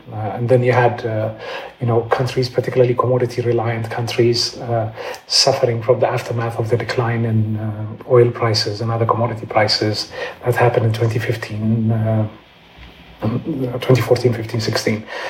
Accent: Addis Ababa, Ethiopia; moved away as an adult; also born or lived in London; I'm Ethiopian. Um, I grew up in Addis

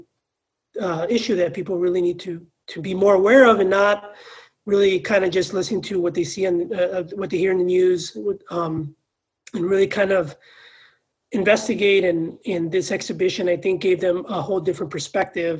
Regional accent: Los Angeles, California, United States; now in Pittsburgh, United States; Boyle Heights is where I grew up and where I was born and grew up

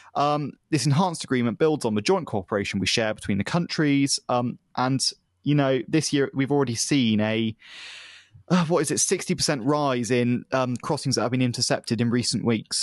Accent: United Kingdom; as a British person

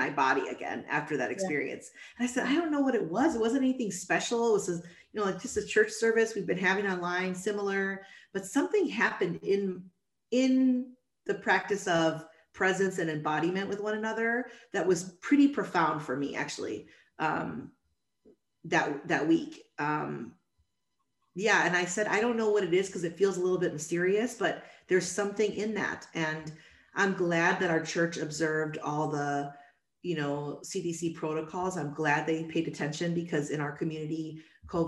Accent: Chicago, Illinois, United States; I was born and raised in Chicago

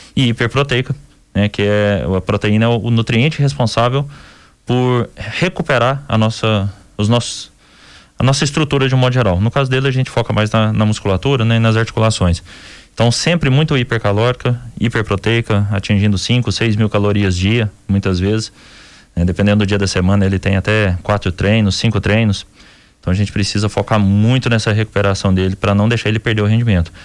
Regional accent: Minas Gerais, Brazil; Somos, somos mineiros

